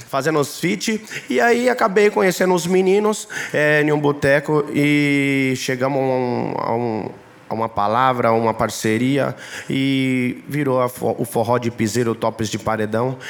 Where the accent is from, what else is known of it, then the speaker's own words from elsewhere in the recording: Ilhéus, Bahia, Brazil; Sou baiano de Ilhéus.